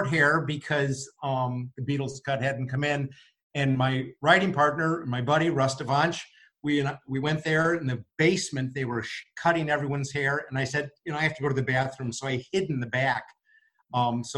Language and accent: English; Elmhurst, Illinois, United States; I'm from Elmhurst